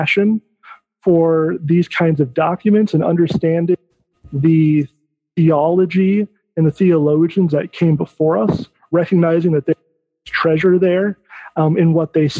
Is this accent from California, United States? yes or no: no; Michigan, United States; I'm from Michigan